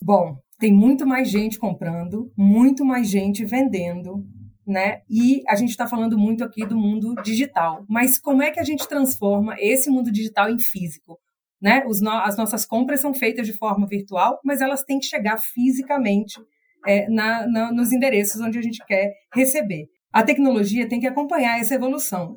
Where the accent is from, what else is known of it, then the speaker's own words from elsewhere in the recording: interior of the Northeast, Northeast Region, Brazil; now in São Paulo, Brazil; o artesão lá do interior do Nordeste, de onde eu sou, até aqui eu que moro em São Paulo